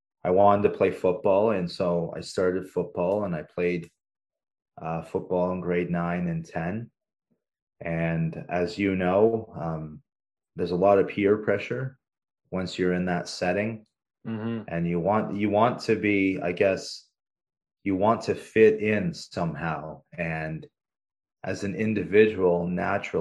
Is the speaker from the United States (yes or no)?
no; Canada; also born or lived in Paraguay; my entire, I guess, growing up phase was in Canada